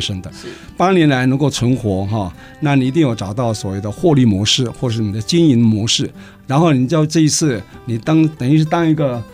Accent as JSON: {"language": "Chinese", "country": "Taiwan", "said": "像我们台湾人很没自信"}